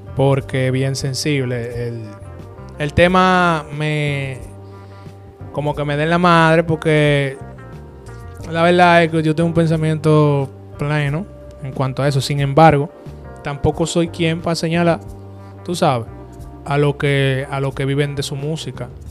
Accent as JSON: {"language": "Spanish", "country": "Dominican Republic", "said": "Somos dominicanos."}